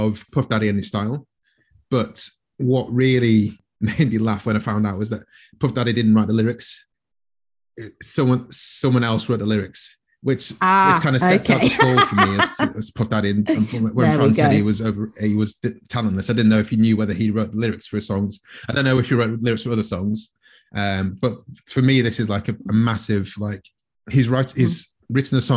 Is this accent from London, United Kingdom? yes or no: no; Manchester, North West England, United Kingdom; I grew up in Manchester